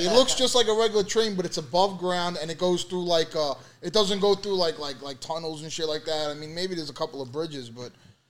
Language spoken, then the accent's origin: English; New York City, New York, United States; also born or lived in Brooklyn, New York / Staten Island, New York; I grew up in Brooklyn, in Sheepshead Bay, and I stayed in Sheepshead Bay till I was like 12, moved to Staten Island, and didn't really leave the boroughs. I mean, leave that borough.